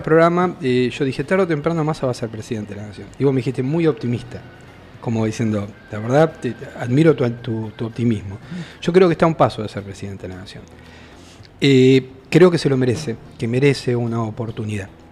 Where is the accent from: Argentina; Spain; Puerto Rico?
Argentina; como argentino